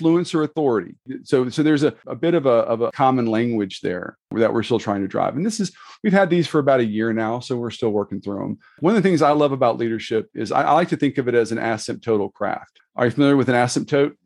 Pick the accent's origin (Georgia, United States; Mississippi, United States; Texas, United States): Mississippi, United States; I'm actually from Mississippi. My wife doesn't let me claim New Orleans, so, you know, I'm an hour, from an hour away.